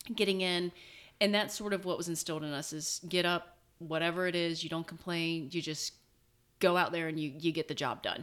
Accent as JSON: {"language": "English", "town": "Cincinnati", "region": "Ohio", "country": "United States", "tie": "born or raised there", "said": "growing up in Cincinnati, it is a big city"}